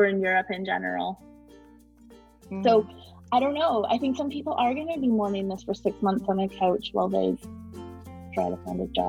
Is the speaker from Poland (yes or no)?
no; Canada; now in Luxembourg; I'm Canadian